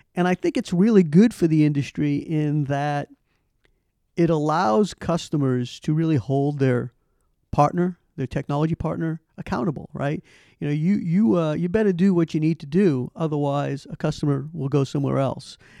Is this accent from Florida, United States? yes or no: no; Boston, Massachusetts, United States; moved away as an adult; I'm a originally from Boston. Big, grew up with the Celtics